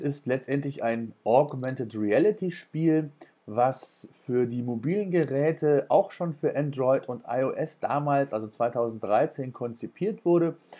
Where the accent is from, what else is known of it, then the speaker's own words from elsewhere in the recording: Germany; hier bei uns in Deutschland